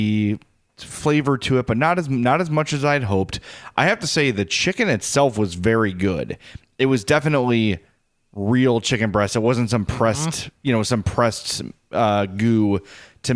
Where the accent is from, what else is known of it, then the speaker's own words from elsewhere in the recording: Midwest, United States; as a Midwesterner